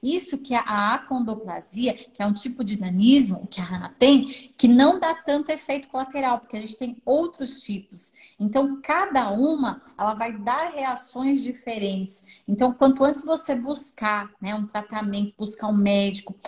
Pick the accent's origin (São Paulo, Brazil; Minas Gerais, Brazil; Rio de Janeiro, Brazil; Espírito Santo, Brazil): São Paulo, Brazil; eu sou aqui de São Paulo